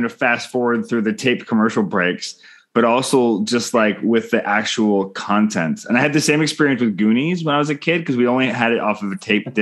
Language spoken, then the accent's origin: English; Canada; I'm Canadian filmmaker